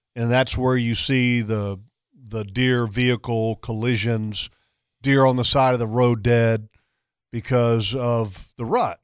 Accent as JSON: {"language": "English", "town": "Sterling", "region": "Virginia", "country": "United States", "tie": "born or raised there", "moved": "yes", "said": "Where I grew up in Virginia, which when I was growing up, I mean, now it's obviously it's much different. It's changed, but I lived in a little town called Sterling"}